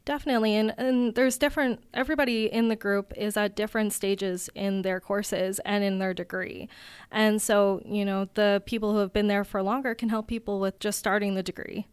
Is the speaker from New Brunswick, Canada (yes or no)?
yes; Riverview, New Brunswick, Canada; now in Kitchener, Canada; I'm originally from Riverview, New Brunswick, but I'm currently living in Kitchener, Ontario